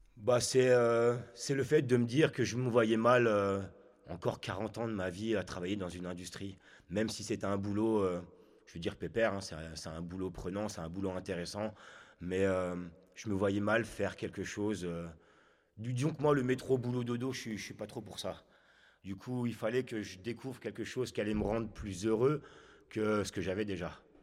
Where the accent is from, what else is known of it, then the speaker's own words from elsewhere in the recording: Chartres, Centre-Val de Loire, France; also born or lived in Haute-Savoie / Ain; now in Chablais, France; Je viens de Chartres. Je suis né donc là-bas, dans le 28. Et j'ai suivi mes parents qui se sont fait muter professionnellement en Haute-Savoie.